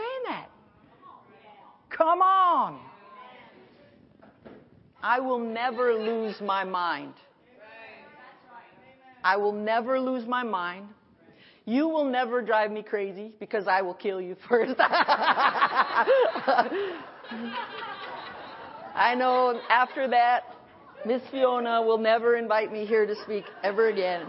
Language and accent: English; Milford, Connecticut, United States; I grew up in Milford. That was like 50 minutes from New York